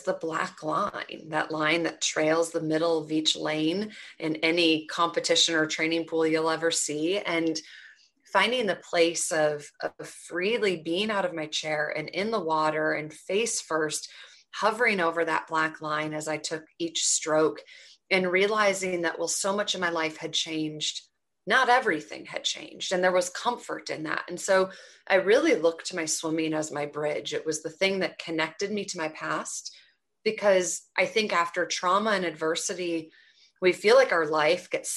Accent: Twin Cities, Minnesota, United States; I grew up in the Twin Cities in Minnesota

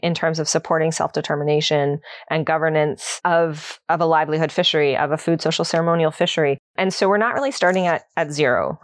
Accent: Ontario, Canada; moved away as an adult; now in Nova Scotia, Canada; I'm new, I'm new to Nova Scotia. I'm, I'm from Ontario originally. So I moved out here in twenty fifteen.

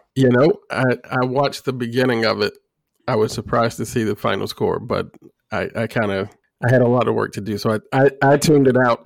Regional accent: Illinois, United States; Illinois State University in my home state

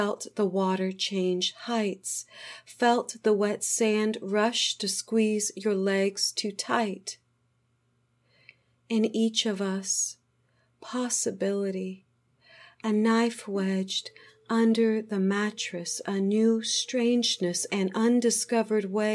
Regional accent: Houston, Texas, United States; I'm from Houston, Texas

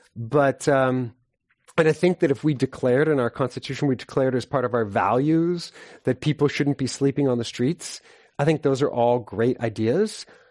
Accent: San Francisco, California, United States; I'm from San Francisco

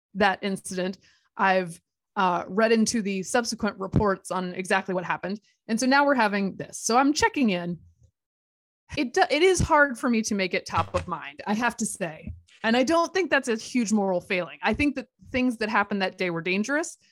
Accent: Durham, North Carolina, United States; moved away; Durham is my hometown

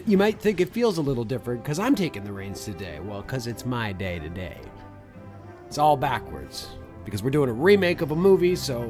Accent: Canada; because Brendan and I grew up in Canada

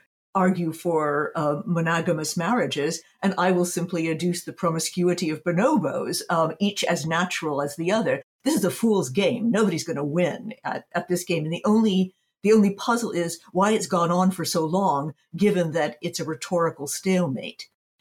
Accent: United States; moved away as an adult; now in Berlin, Germany; I'm based in Berlin, Germany. But I'm American. I spent a great deal of time in the States. I've just come back from spending 4 months in North Carolina in the U.S.

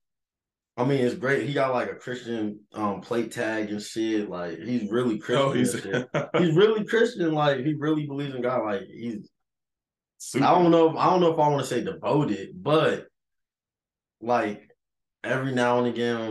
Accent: West Coast, United States; moved away; also born or lived in North Carolina; So I was born in North Carolina, for those of y'all who know. But I grew up on the West Coast

